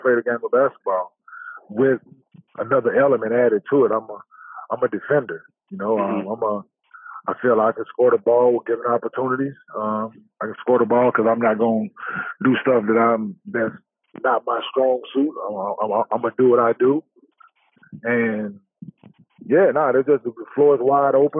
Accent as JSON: {"language": "English", "town": "Dallas", "region": "Texas", "country": "United States", "tie": "born or raised there", "said": "me growing up in Dallas"}